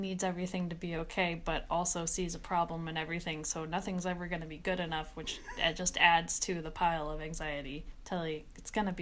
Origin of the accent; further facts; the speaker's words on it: Bowling Green, Kentucky, United States; moved away; growing up in Kentucky